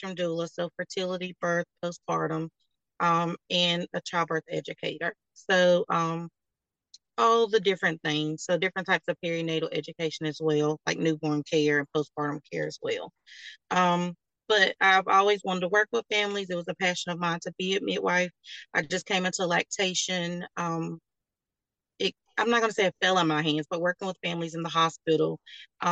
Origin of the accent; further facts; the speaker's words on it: North Carolina, United States; I'm born and raised in North Carolina